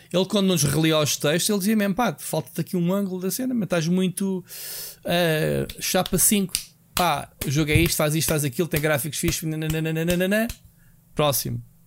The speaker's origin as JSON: {"language": "Portuguese", "country": "Portugal", "said": "como português"}